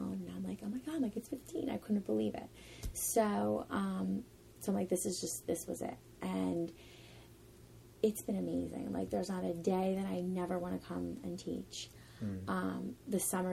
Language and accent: English; Vineland, New Jersey, United States; now in Ocean City, United States; I'm originally from Vineland, New Jersey, which is about 40 minutes away